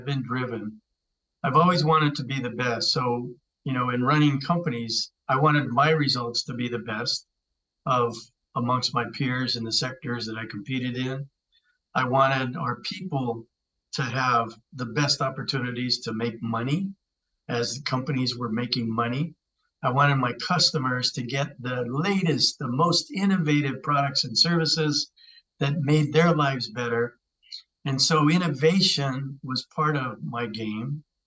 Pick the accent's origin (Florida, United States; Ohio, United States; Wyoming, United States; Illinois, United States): Wyoming, United States; Cheyenne; I grew up in Cheyenne, Wyoming. My family's roots are in northern New Mexico